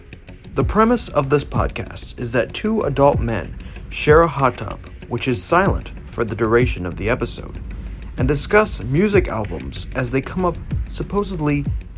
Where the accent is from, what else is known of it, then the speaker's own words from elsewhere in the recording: Toronto, Ontario, Canada; born there; I was born on January 16th, 1973, in a Toronto hospital, a hefty 17 pounds.